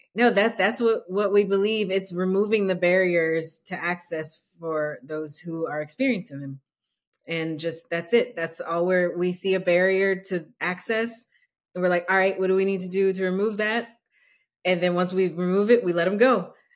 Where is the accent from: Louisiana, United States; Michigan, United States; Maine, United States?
Louisiana, United States; New Orleans; now in Austin, United States; I'm originally from New Orleans